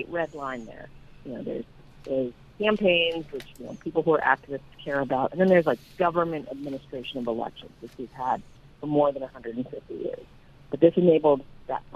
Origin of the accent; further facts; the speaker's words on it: Colorado, United States; now in Northern Virginia, United States; I'm actually from Colorado, haven't lived there in a very long time, but a native of the state